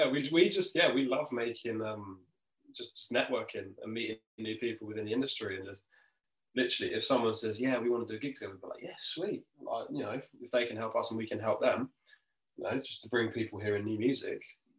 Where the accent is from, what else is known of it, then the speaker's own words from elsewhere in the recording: Kent, South East England, United Kingdom; are from Kent, I'm from Kent